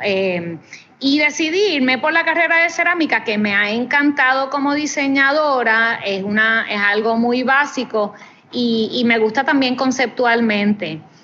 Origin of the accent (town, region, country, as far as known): Puerto Rico